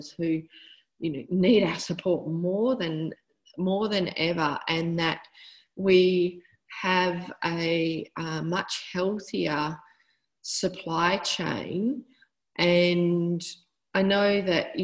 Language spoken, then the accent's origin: English; Western Australia, Australia; I'm from Western Australia and I live in Fremantle